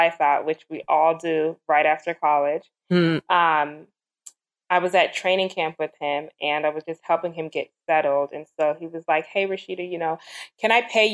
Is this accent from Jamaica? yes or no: yes; Jamaica; I'm Jamaican